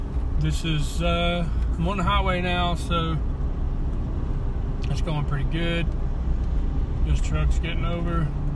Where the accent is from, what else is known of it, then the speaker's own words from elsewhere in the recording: the South, United States; accent: southern; sound too southern. I know it's hard to do. And I'm trying to be more intelligent. Or do people love my country accent and would like for me to continue